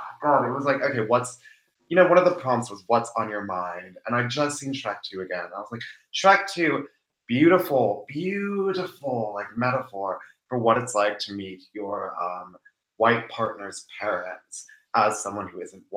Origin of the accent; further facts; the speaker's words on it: Seattle, Washington, United States; I was raised in Seattle by two first-generation immigrants